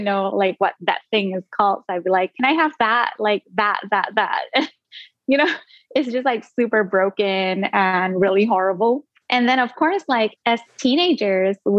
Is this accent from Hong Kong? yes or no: no; Singapore; first language Indonesian; English is a second language; also born or lived in Indonesia; So my first language was Indonesian up until like the age of 7, which was when I moved to Singapore, and then it became English.